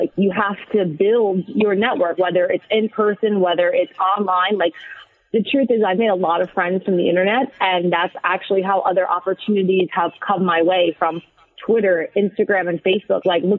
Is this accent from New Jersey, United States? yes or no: yes; New Jersey, United States; also born or lived in Staten Island; So I was born in Staten Island. We went over the bridge to New Jersey. So I'm basically a Jersey girl, let's be real here.